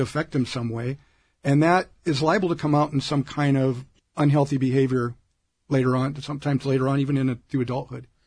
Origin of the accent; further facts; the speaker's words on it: Omaha, Nebraska, United States; now in Orange County, United States; I grew up in Omaha, Nebraska